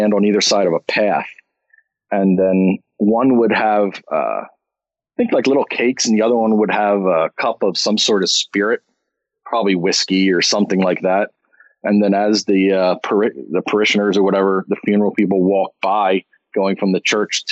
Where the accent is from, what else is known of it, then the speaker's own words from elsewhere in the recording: North Wales, Pennsylvania, United States; where I grew up in Pennsylvania, in Montgomery County